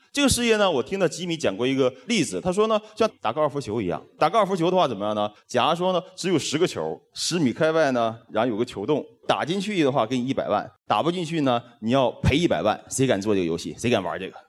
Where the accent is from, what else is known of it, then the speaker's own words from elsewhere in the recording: China; 我们中国人